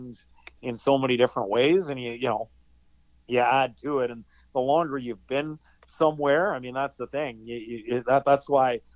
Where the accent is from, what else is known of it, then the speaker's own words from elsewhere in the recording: Edmonton, Alberta, Canada; moved away as an adult; now in Ottawa, Canada; I grew up in Edmonton